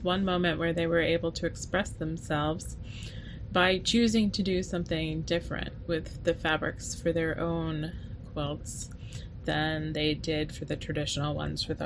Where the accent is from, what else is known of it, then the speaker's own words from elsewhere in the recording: Tallahassee, Florida, United States; I grew up in Tallahassee, Florida, but my family is from the Deep South